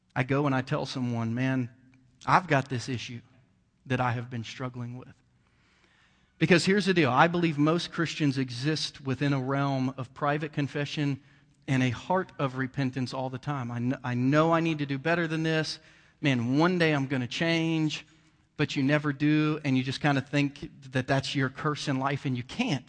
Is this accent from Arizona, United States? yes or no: no; Bainbridge, Ohio, United States; moved away; also born or lived in Jackson County, Missouri; I grew up in Southern Ohio and a redneck town, um, you know, and, and just was an old country boy from Bainbridge, Ohio